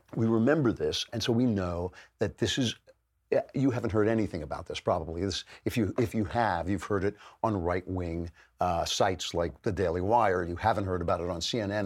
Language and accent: English; United States; I'm an American all the way